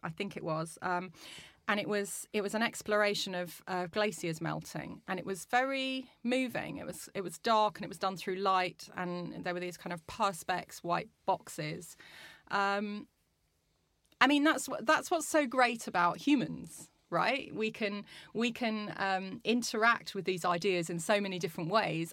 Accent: Brazil; also born or lived in Australia

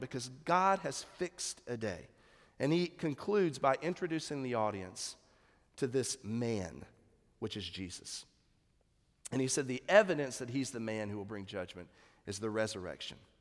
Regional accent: United States

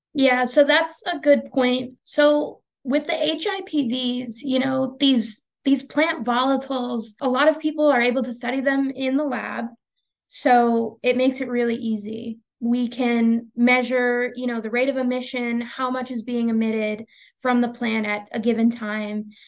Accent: Pennsylvania, United States; moved away as an adult; now in Texas, United States; I'm from Pennsylvania originally

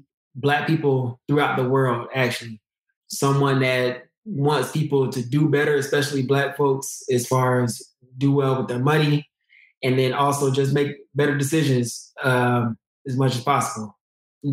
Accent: Douglasville, Georgia, United States; moved away as an adult; also born or lived in Marietta, Georgia; I come from Douglasville, Georgia. I was there from like 9 until I went to undergrad

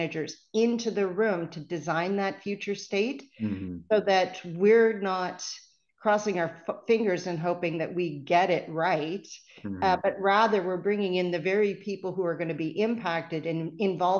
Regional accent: Canada; accent: Canadian; you can tell I'm Canadian because I say process.

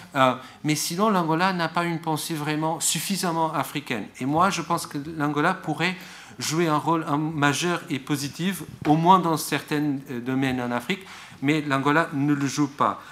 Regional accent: Portugal; je suis portugais

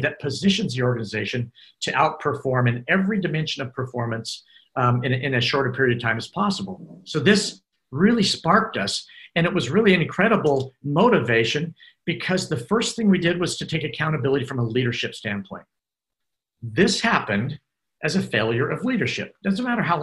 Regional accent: United States; Being an American

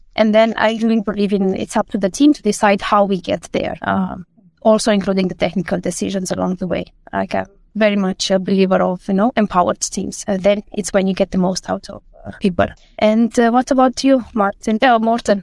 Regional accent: Romania; moved away as an adult; now in Denmark; I come from Romania and I moved to Denmark uh, more than 10 years ago.

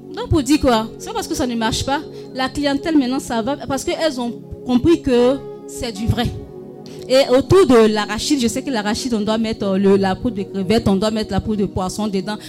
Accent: Korhogo, Savanes, Côte d’Ivoire; chez nous, à Corogo

